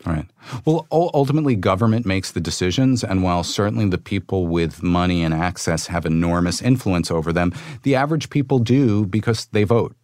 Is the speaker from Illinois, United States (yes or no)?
no; New York City, New York, United States; I grew up in the Bronx